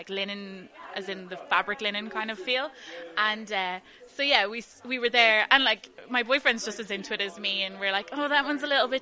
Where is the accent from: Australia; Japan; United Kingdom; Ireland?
Ireland; Dublin, Leinster; I'm from Dublin